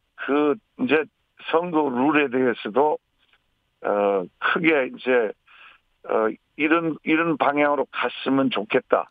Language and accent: Korean; Jeolla, South Korea; 전라도를 제일 사랑하고 우리 고향